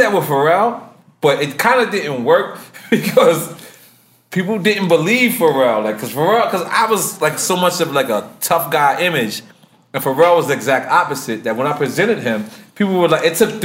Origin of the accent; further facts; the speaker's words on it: New York City, New York, United States; I grew up in Queens, and in Queens, my next door neighbor was a Russian